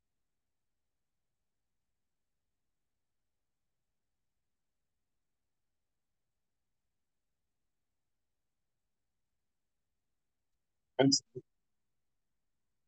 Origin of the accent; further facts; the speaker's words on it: Michigan, United States; now in Omaha, United States; We're in Omaha, but we're originally from Michigan.